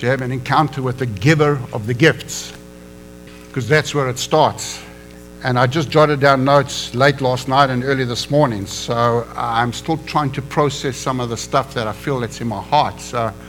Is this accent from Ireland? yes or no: no; South Africa; moved away as an adult; also born or lived in Johannesburg, South Africa / Durban, South Africa; now in United States; I am an American now, but come from Africa.